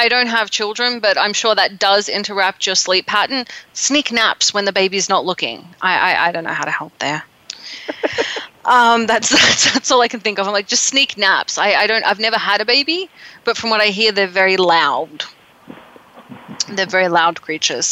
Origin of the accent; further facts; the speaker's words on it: Tasmania, Australia; I'm from Tasmania.